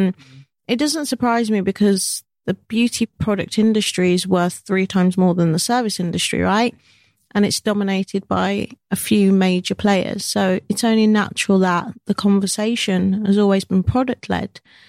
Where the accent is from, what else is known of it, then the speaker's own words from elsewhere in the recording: United Kingdom; I love being British. I love being Jamaican British, Black British.